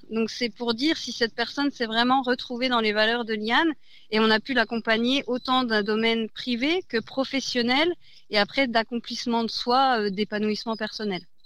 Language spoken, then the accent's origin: French; Besançon, Bourgogne-Franche-Comté, France; moved away as an adult; also born or lived in Strasbourg; je suis originaire de Besançon. J'étais partie pendant dix ans à Strasbourg